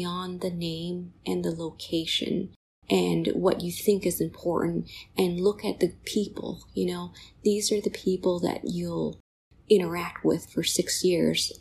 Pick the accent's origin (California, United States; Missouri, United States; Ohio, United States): California, United States; moved away as an adult; also born or lived in Ann Arbor, Michigan / East Coast; now in Rochester, United States; I say I'm Californian, but honestly, I've been on the East Coast probably as long as I've been on the West Coast